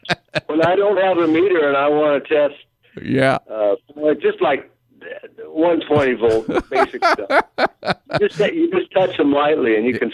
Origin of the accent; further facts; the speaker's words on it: Los Angeles County, California, United States; I grew up here in Los Angeles County.